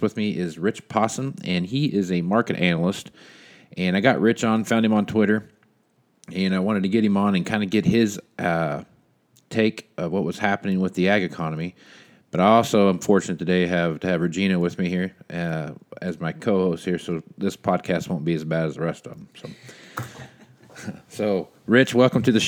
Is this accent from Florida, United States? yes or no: no; Wichita, Kansas, United States; born or raised there